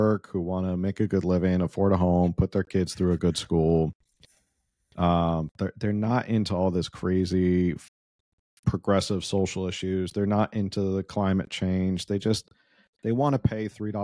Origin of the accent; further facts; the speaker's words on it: California, United States; me as a Californian